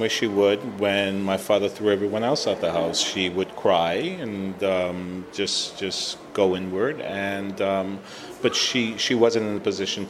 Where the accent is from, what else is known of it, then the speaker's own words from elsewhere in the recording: Puerto Rico; So now we come from Puerto Rico, this machismo kind of attitude that people had there.